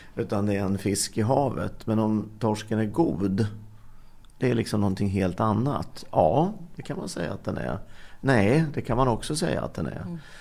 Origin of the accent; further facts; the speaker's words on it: Linköping, Östergötland, Sweden; där jag växte upp, Linköping